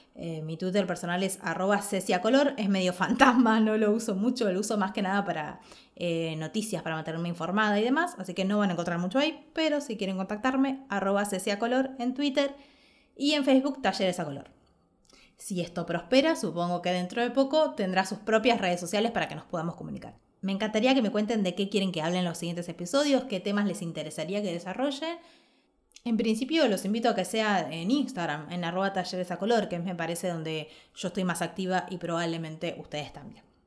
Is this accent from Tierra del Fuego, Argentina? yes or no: yes; Ushuaia, Tierra del Fuego, Argentina; moved away; also born or lived in Buenos Aires; en Ushuaia, que es donde vengo, de donde nací